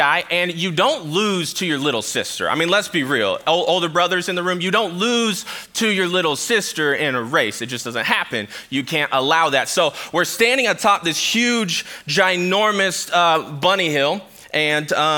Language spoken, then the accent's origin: English; Sacramento, California, United States; now in Michigan, United States; I grew up in Sacramento, California